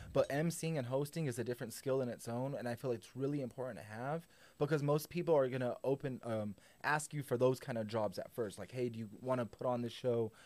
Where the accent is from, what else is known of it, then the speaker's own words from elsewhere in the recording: Albuquerque, New Mexico, United States; also born or lived in Santa Fe; I was born in Santa Fe, but I was raised in Albuquerque my whole life.